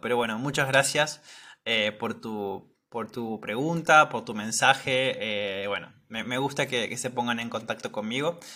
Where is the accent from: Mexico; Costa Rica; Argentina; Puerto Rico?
Argentina; nosotros como argentinos